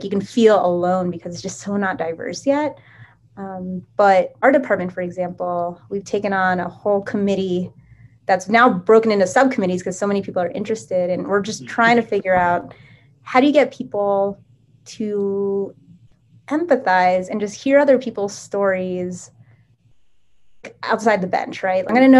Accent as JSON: {"language": "English", "country": "Japan", "tie": "born or raised there", "said": "Instead, I grew up in Japan. We have Japanese universities, which are doing great science"}